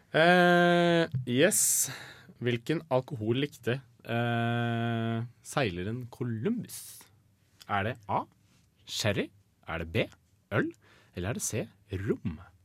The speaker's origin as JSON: {"language": "Norwegian", "country": "Norway", "said": "Vi er nordmenn"}